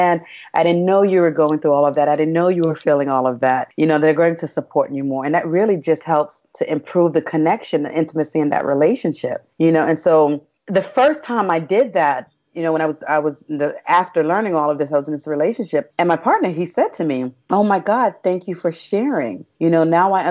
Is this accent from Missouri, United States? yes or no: no; New York City, New York, United States; moved away as an adult; also born or lived in Brazil; I grew up in Brooklyn